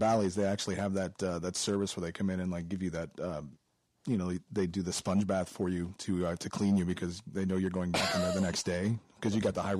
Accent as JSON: {"language": "English", "town": "Anchorage", "region": "Alaska", "country": "United States", "tie": "born or raised there", "said": "we grew up in Spinard."}